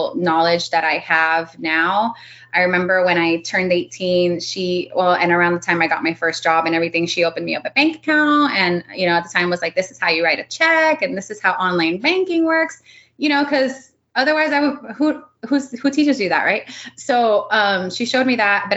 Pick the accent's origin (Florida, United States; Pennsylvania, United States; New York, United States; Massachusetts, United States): Florida, United States; Miami; first language Spanish; English is a second language; moved away as an adult; also born or lived in North Dakota; I was born in Miami